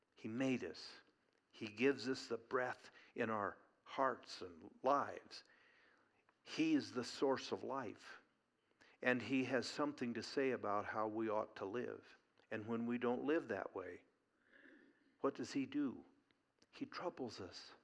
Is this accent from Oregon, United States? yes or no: yes; Eugene, Oregon, United States; growing up in Eugene, Oregon